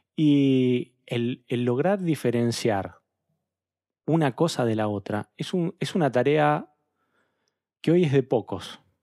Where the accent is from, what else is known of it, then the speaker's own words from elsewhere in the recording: Argentina; nosotros como interlocutores argentinos